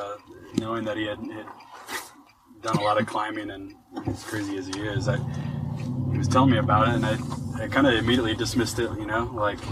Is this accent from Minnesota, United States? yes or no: yes; Medford, Minnesota, United States; now in Farmington, United States; I'm from Medford, Minnesota, just a small town.